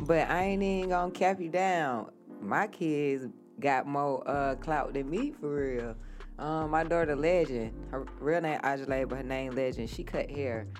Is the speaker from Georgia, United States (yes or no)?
yes; Atlanta, Georgia, United States; I am from Atlanta originally, West Side